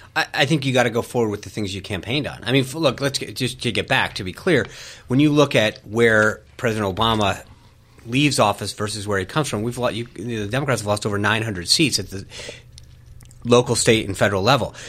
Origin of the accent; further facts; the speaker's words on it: Rhode Island, United States; moved away; I grew up in Rhode Island.